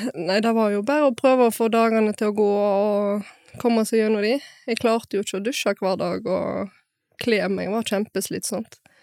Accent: Bømlo, Vestland, Norway; Jeg er fra Bømlo

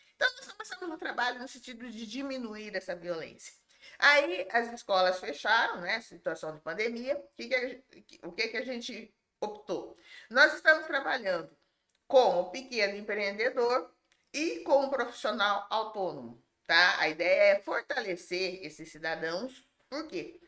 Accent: Limeira, São Paulo, Brazil; nascida e criada em Limeira

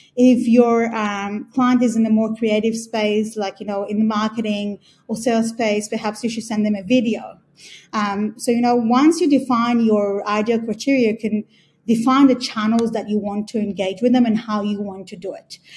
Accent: Australia; moved away as an adult; also born or lived in Israel; I was born in Israel, grew up in Australia, and been here for the past eight years or so

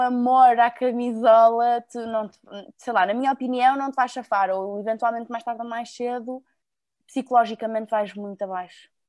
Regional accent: Porto, Norte, Portugal; also born or lived in Lisbon; sou do Porto, atualmente moro entre o Porto e Lisboa

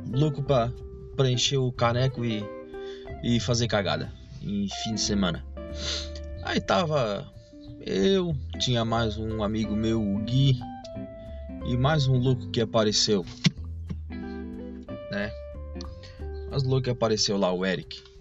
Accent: Palhoça, Santa Catarina, Brazil; A gente estava numa praia aqui de a Grande Florianópolis, né, que a gente é de Floripa, a gente é de Palhoça. Palhoça, né? Palhoça que é a terra querida.

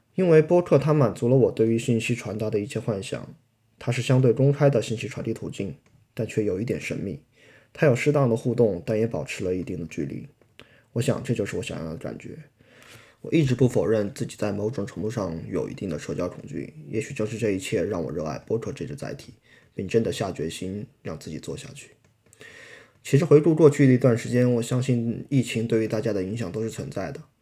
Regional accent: China; 我们来自大陆

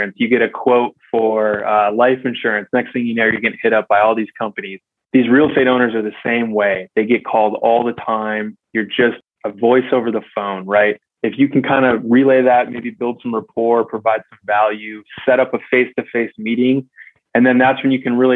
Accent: West Michigan, United States; now in San Diego, United States; I grew up in West Michigan

